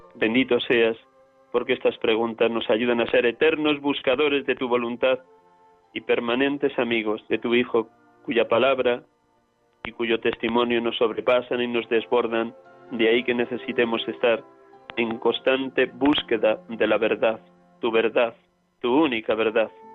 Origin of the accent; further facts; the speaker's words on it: Riaza, Castile and León, Spain; now in Madrid, Spain; desde mi pueblo, Riaza, Segovia, aquí atendiendo a mi madre